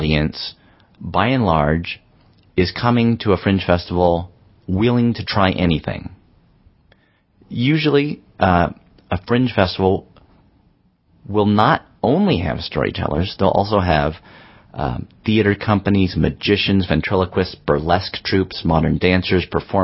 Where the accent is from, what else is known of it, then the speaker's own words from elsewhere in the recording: Berkeley, California, United States; my hometown in Berkeley